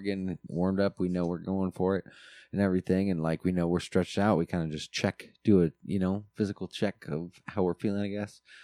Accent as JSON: {"language": "English", "region": "Alaska", "country": "United States", "tie": "born or raised there", "moved": "yes", "said": "us growing up in Alaska, I always remember gym class"}